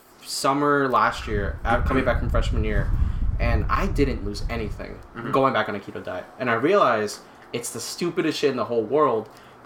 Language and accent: English; Philippines; I'm from the Philippines.